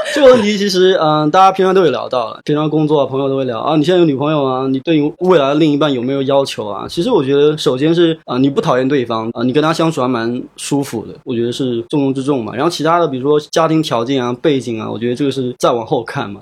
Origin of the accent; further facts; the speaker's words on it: Nanjing, Jiangsu, China; 我是江苏南京人